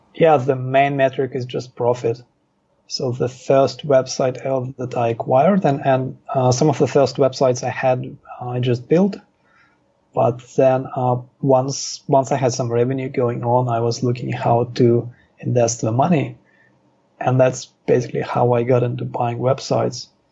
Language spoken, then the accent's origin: English; Moscow, Russia; also born or lived in Israel; now in Thailand; I was born in Moscow, and then our family emigrated to Israel.